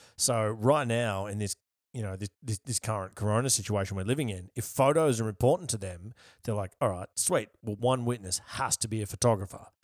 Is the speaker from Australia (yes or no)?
yes; Yarra Valley, Victoria, Australia; also born or lived in Melbourne; I'm from the Yarra Valley